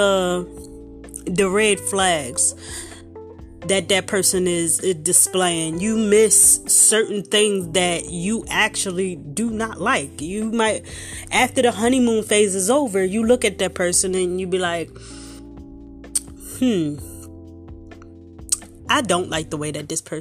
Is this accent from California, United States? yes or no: no; Philadelphia, Pennsylvania, United States; I'm from South Philly, the core of South Philly